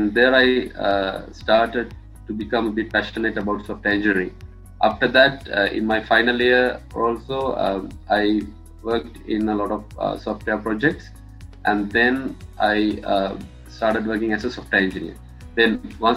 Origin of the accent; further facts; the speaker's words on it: Matara, Southern Province, Sri Lanka; moved away as an adult; I'm from Mathura in Sri Lanka, and I studied at Rahula College Mathura from grade 1 to grade 13